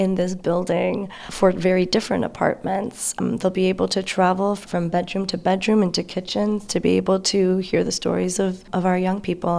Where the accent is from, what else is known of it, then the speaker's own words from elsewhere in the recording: Chicago, Illinois, United States; I grew up in Albany Park. My mom still lives on Ainslie in Springfield.